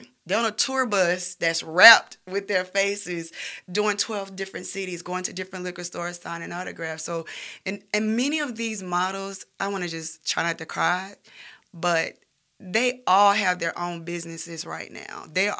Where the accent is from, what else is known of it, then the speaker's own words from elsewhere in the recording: the South, United States; We're models from the South. You can find beautiful models in Birmingham, Alabama.